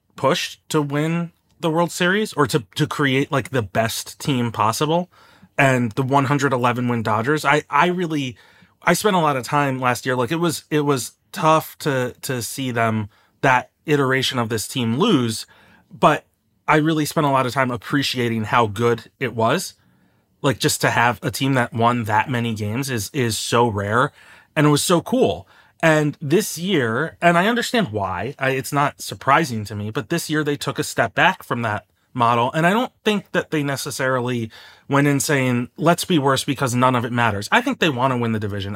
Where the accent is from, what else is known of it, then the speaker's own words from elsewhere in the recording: Bethesda, Maryland, United States; I'm from Bethesda